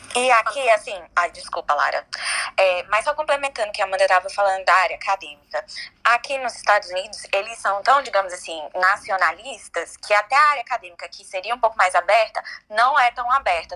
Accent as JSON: {"language": "Portuguese", "country": "Brazil", "moved": "yes", "lives_now": "United States", "said": "nós brasileiros somos uma cultura muito mais leve"}